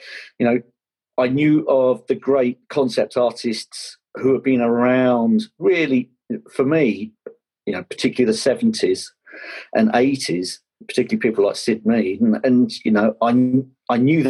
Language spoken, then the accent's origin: English; Kent, South East England, United Kingdom; I grew up down in Kent